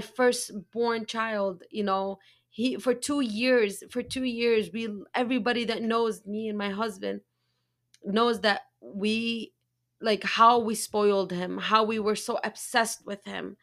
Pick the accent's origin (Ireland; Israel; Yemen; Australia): Yemen; I'm from Yemen